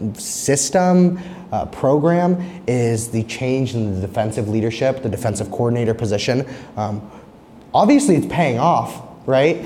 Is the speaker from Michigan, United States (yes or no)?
no; Arizona, United States; my hometown Arizona